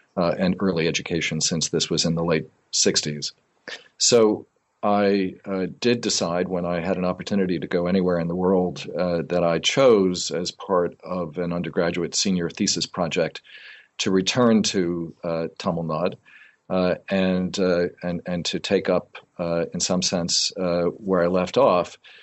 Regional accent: outside of New Haven, Connecticut, United States; also born or lived in Tambaram, India; I grew up in Connecticut, outside of New Haven

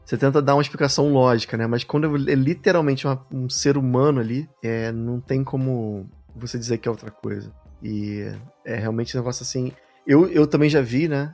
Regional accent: Rio de Janeiro, Brazil; eu sou do Rio de Janeiro

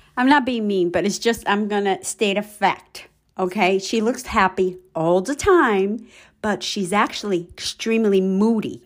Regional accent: Brazil; English is a second language; now in United States; I'm originally from Brazil. I've been in the United States for the past thirty years.

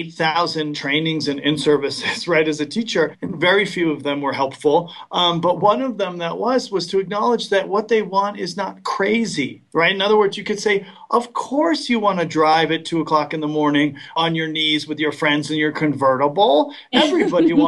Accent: Westport, Connecticut, United States; moved away; my hometown of Westport, Connecticut

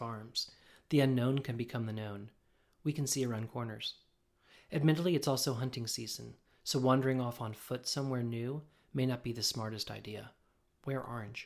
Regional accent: Springfield, New Jersey, United States; moved away as an adult; now in Hudson Valley, United States; I grew up in the New York area in Springfield in northern New Jersey

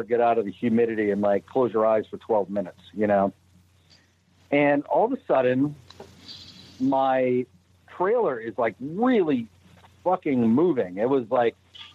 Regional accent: Brockton, Massachusetts, United States; accent: Boston; I come from Brockton

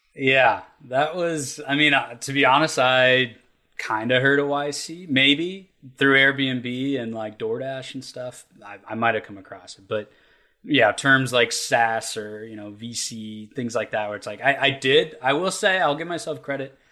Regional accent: Kentucky, United States; the way we were raised in Kentucky and the the industries we have here

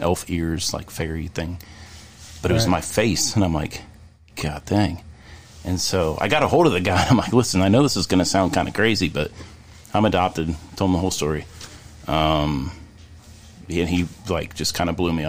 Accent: Richmond, Indiana, United States; I was born in Richmond, Indiana

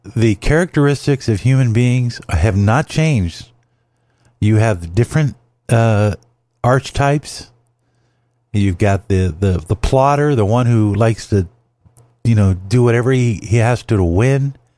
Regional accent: Los Angeles, California, United States; also born or lived in Compton; I grew up in Watts and Compton

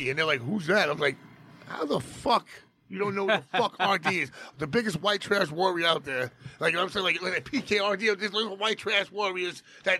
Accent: Jackson Heights, New York, United States; I went to Junior High School 10, and I was like, I'm from Jackson Heights

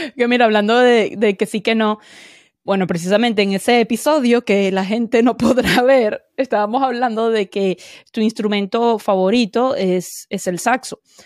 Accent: Venezuela; Como buena venezolana

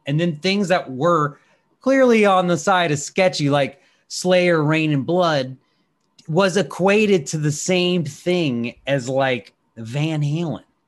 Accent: Washington, District of Columbia, United States; my hometown here in Washington, D C

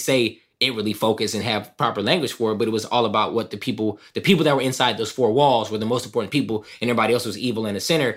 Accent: Southern California, United States; also born or lived in East St. Louis, Illinois; growing up in Southern California, originally from East Saint Louis, Illinois

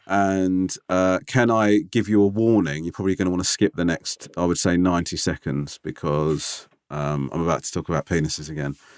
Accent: London, United Kingdom; I said, "London."

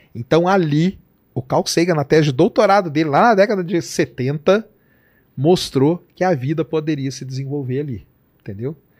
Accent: Londrina, Paraná, Brazil; lá em Londrina, que é minha terra, lá é terra roxa

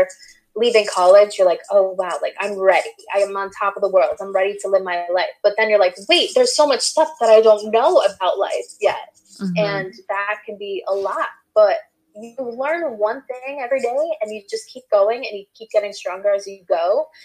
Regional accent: New York, United States; growing up in New York

